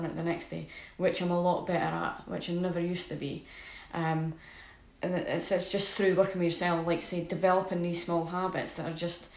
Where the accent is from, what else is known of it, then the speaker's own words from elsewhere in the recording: Scotland, United Kingdom; I'm Scottish